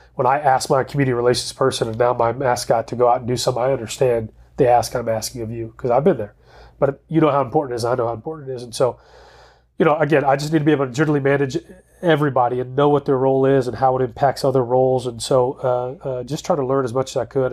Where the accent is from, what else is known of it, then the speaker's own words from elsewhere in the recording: Dallas, Texas, United States; also born or lived in Waco, Texas; I grew up in the Dallas area